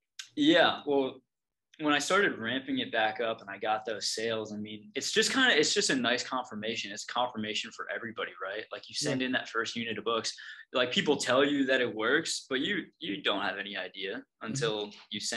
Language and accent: English; East Coast, United States; also born or lived in Oregon; Now that I'm back on the East Coast, I'm actually from the East Coast